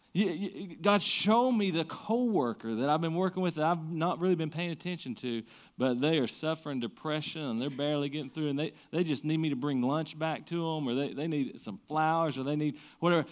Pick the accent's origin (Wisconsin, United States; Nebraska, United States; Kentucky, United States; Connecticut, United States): Kentucky, United States; Siegersville; I grew up in Siegersville.